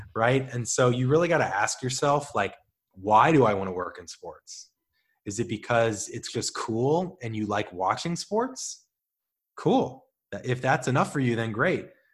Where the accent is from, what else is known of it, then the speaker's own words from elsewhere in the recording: St. Louis, Missouri, United States; now in Los Angeles, United States; I'm from Saint Louis